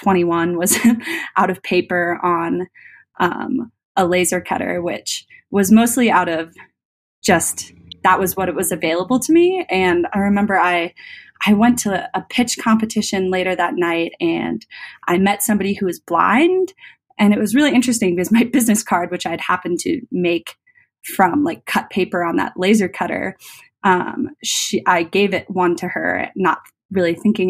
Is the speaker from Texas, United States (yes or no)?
no; Colorado, United States; I'm from Colorado, and Epilogue's out of Golden